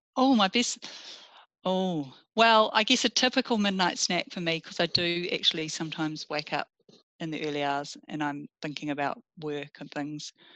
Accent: Russell, Northland, New Zealand; also born or lived in Fiordland / Opua; I grew up in the Bay of Islands, lovely in mm. um, in Russell initially, lovely little historic town, very laid back upbringing, and then um, in Opua

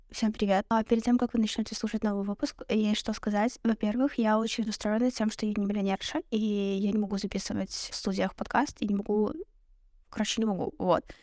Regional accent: Belarus; и, наверное, стоит сказать, что мы из Беларуси, да, и мы будем говорить о разнице белорусского дейтинга

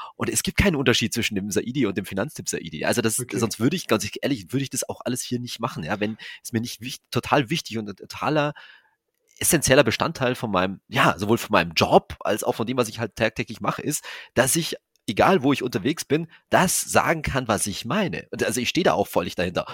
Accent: Germany; wir als Deutsche

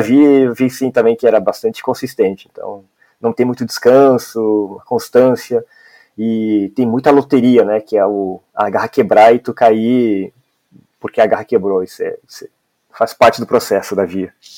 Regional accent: Ivoti, Rio Grande do Sul, Brazil; moved away as an adult; now in Espírito Santo, Brazil; eu sou gaúcho, né? Eu nasci em uma cidade chamada Ivoti

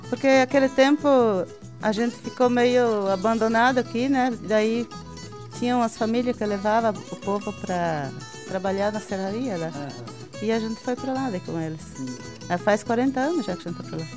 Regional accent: Cunha Porã, Santa Catarina, Brazil; moved away as an adult; now in Vera, Brazil; eu cresci com uma família aqui em Cunhaporã, né? Município de Cunhaporã

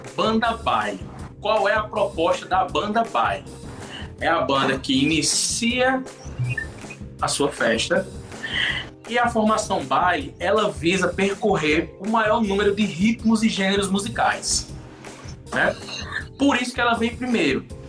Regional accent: interior of Paraíba, Brazil; nós somos nordestinos, somos do interior da Paraíba

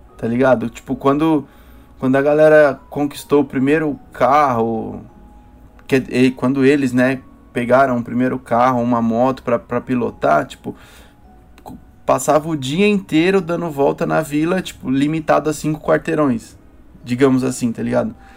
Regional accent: São Paulo, Brazil; onde eu moro, que é onde eu fui, onde eu cresci, onde eu fui criado

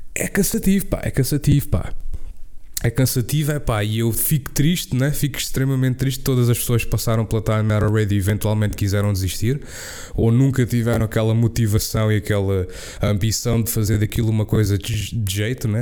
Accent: Portugal; first language Portuguese

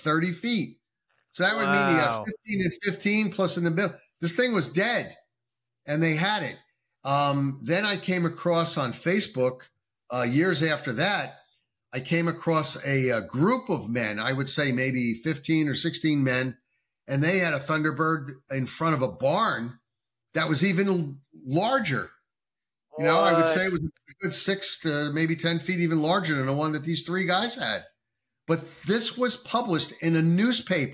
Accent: New Jersey, United States; moved away as an adult; now in North Carolina, United States; New Jersey, my home state. Well, formerly my home state. I'm not there anymore. I'm in North Carolina now.

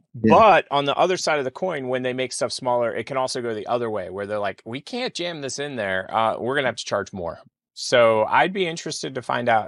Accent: United States; I'm American.

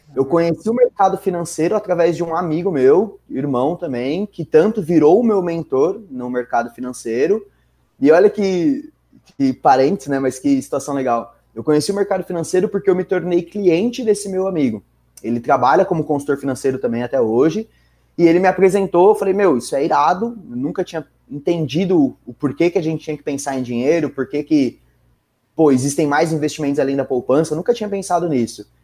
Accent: São Bernardo do Campo, São Paulo, Brazil; moved away as an adult; now in São Paulo, Brazil; eu sou de São Bernardo, nascido e crescido em São Bernardo a vida inteira. Dá para perceber pelo R

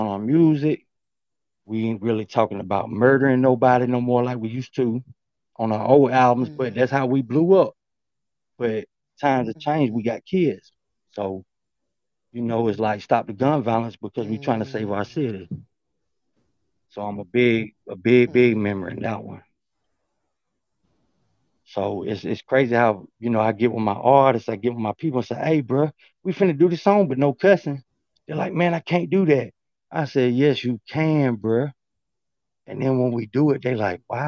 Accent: Alabama, United States; Everybody knows me in my hometown. Everybody knows me in Alabama.

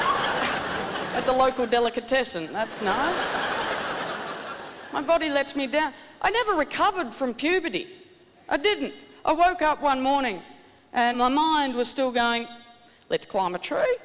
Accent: Tasmania, Australia; I'm from Tasmania

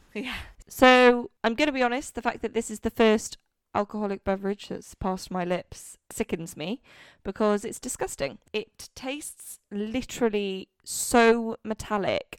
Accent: Wales, United Kingdom; now in London, United Kingdom; growing up in Wales, literally never heard of it until I moved to London.

